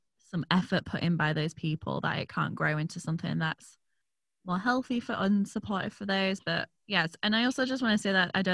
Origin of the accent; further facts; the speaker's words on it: York, Yorkshire and the Humber, United Kingdom; moved away; My hometown, York, has a lot of old stuff.